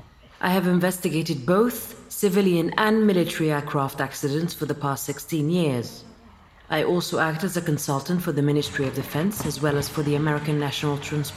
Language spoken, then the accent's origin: English; Ahwaz, Khuzestan, Iran; born there; I was born in Ahwaz in the southwest of Iran. My father is Egyptian, my mother's Iranian.